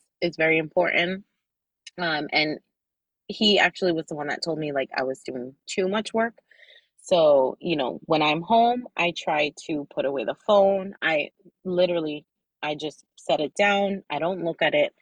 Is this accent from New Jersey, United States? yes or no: yes; New Jersey, United States; Being Dominicana is like, I might as well have been born there. I was born in New Jersey